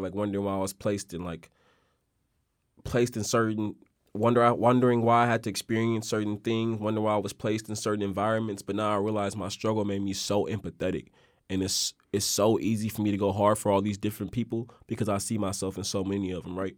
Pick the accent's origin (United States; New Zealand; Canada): United States; Oakland, California; me growing up in Oakland, bruh, and growing up in Oakland